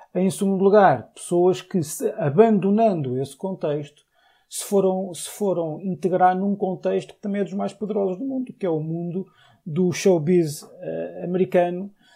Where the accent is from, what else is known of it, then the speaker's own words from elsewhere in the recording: Portugal; era monárquico, sou português, sou republicano